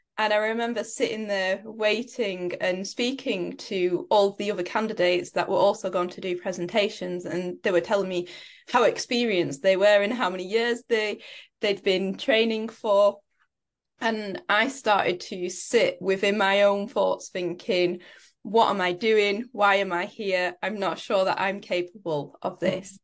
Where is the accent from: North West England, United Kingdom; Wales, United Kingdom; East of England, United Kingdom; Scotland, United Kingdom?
North West England, United Kingdom; Preston; I grew up in Preston in the U K.